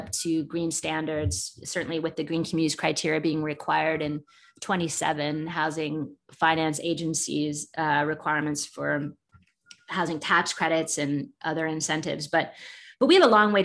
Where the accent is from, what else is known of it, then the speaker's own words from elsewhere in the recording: England, United Kingdom; now in United States; growing up in England and then coming to the United States